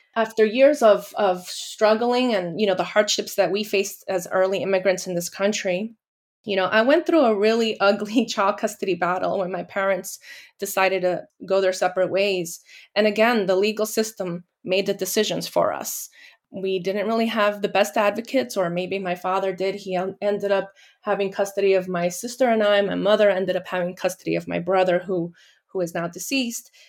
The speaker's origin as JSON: {"language": "English", "country": "Guatemala", "tie": "born or raised there", "said": "I was born in Guatemala from Guatemalan parents"}